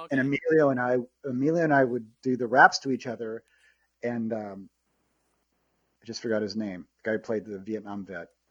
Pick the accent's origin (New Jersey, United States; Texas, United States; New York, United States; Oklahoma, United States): Oklahoma, United States; Norman; moved away; also born or lived in Los Angeles; I'm from Norman, Oklahoma, and I moved to LA to be a, a movie star